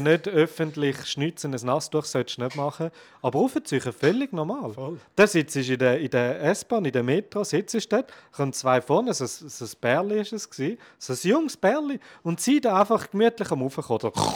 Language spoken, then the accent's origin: German; Switzerland; bei uns in der Schweiz